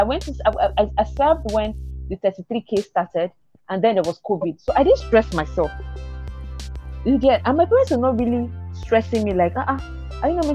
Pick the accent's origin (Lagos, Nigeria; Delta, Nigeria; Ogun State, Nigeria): Lagos, Nigeria; moved away as an adult; also born or lived in Eastern Nigeria; I was born and brought up in Lagos, but we relocated to the East 2012.